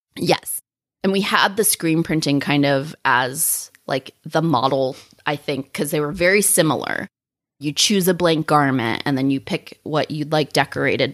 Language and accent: English; Sacramento, California, United States; now in Solvang, United States; I'm from Northern California, from Sacramento